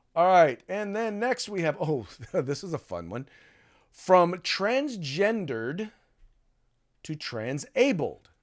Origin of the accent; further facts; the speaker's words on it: United States; a black man growing up in the United States